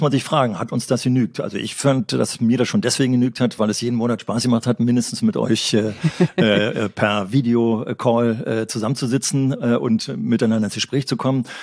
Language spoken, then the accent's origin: German; Berlin, Germany; ich komme aus Berlin, aus einer Stadt